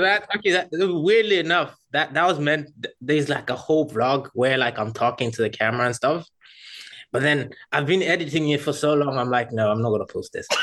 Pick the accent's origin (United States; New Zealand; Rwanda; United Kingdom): Rwanda; moved away; I'm originally from Rwanda